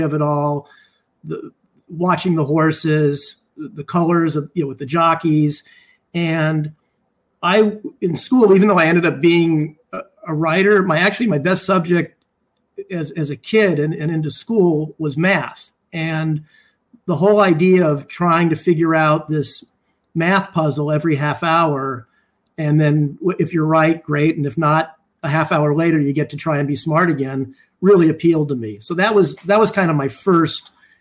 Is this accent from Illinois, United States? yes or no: no; Los Angeles, California, United States; born or raised there